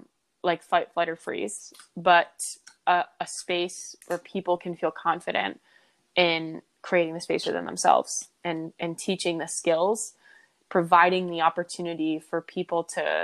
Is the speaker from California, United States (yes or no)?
no; East Lyme, Connecticut, United States; Predominantly, I say I'm from Connecticut, from East Lyme, where you are also from, because that's where I spent the most time and that's where I felt the most home.